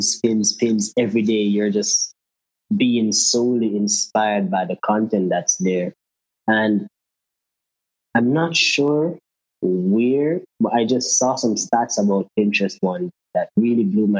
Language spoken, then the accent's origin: English; Jamaica; I'm from Jamaica